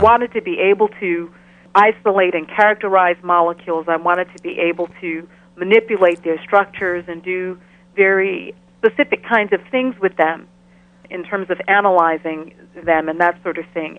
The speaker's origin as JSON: {"language": "English", "country": "Ghana", "tie": "born or raised there", "also_born_or_lived": "Chicago, United States", "moved": "yes", "lives_now": "Albany, United States", "said": "I grew up in Ghana, in West Africa. I was actually born in Chicago, and at the age of five, I moved with my family to Ghana"}